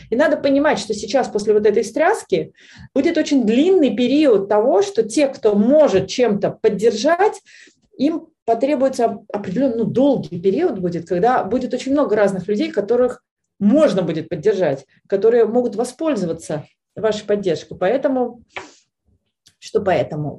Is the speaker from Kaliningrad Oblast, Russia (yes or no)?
no; Veliky Novgorod, Novgorod Oblast, Russia; в моем родном городе, в Великом Новгороде